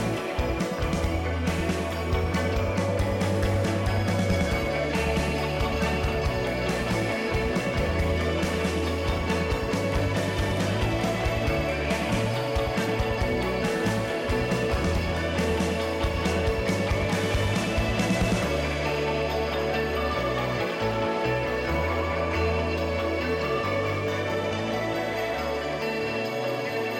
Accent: Santa Maria, California, United States; now in San Francisco Bay Area, United States; I was in Santa Maria, which is where I'm from

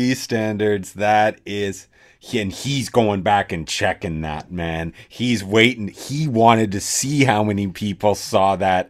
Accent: Canada; I'm Canadian.

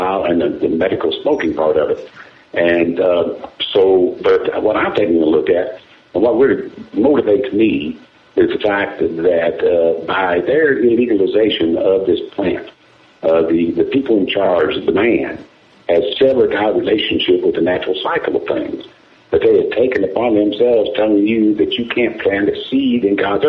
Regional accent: Kentucky, United States; I'm from Kentucky, and I've been politically involved in trying to get the laws changed there for some time

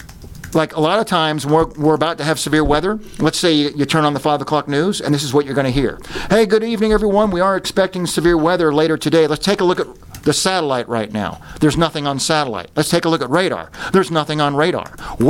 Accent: New York, United States; moved away as an adult; now in Oklahoma, United States; I grew up in New York. I came here in 1982 to go to the University of Oklahoma

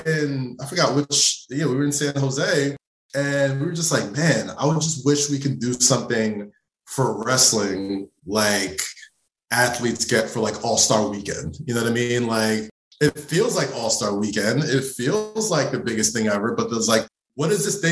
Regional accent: Nigeria; we're both Nigerian

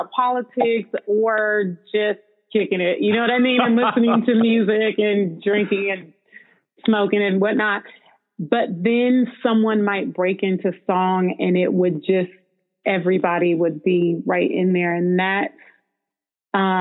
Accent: Bay Area, California, United States; growing up in the Bay Area

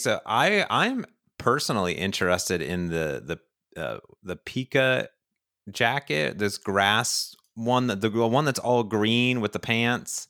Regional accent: Ohio, United States; moved away; I grew up in Ohio, next to Cedar Point, America's Roller

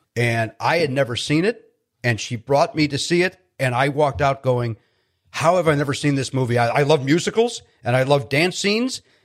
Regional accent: Chicago, Illinois, United States; I grew up in Chicago, where the Chicago Bears were, like, everything

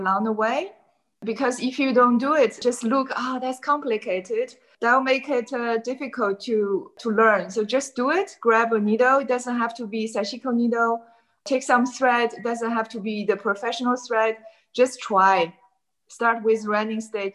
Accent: China; moved away as an adult; now in Amsterdam, Netherlands; I live in Amsterdam for many years. Originally, I came from China and I came to Amsterdam

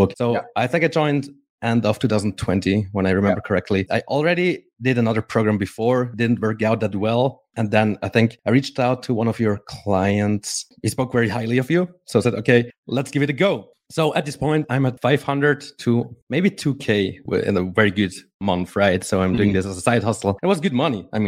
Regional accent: Switzerland; I'm from Switzerland

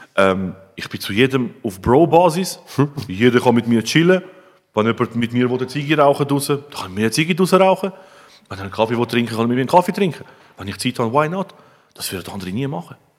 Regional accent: Switzerland; bei uns in der Schweiz

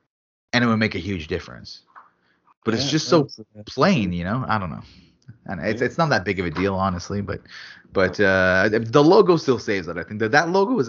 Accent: Quebec, Canada; but I'm from Quebec

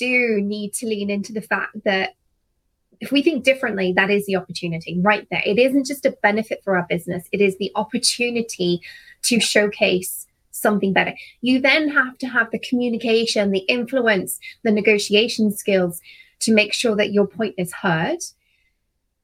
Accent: United Kingdom; as a Brit

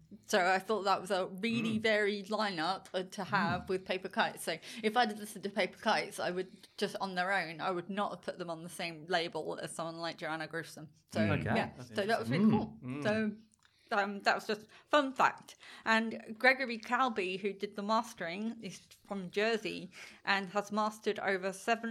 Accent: England, United Kingdom; moved away as an adult; now in Australia; I'm very English. Yeah. So when this album came out, I had been in Australia for under 1 year.

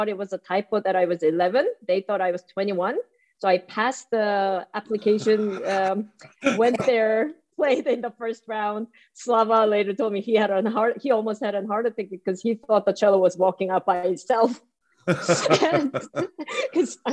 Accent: South Korea; I was born in South Korea, so far away from England

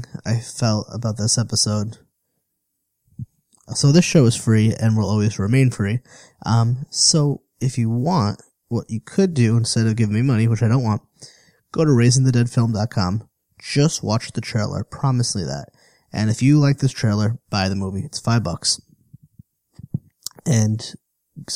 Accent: Meriden, Connecticut, United States; moved away as an adult; now in Providence, United States; I grew up in Connecticut

